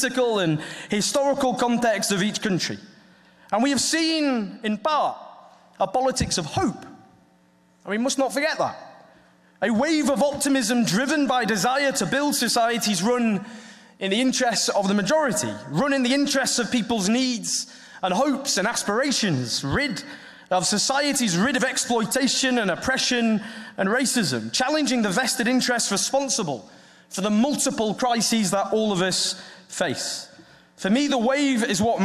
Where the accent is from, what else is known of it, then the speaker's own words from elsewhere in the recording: the north of England, United Kingdom; accent: Northern English; now in London, United Kingdom; my Northern English accent.